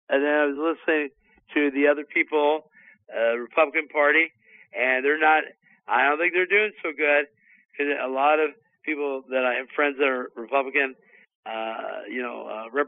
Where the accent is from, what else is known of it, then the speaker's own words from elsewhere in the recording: California, United States; California, my home state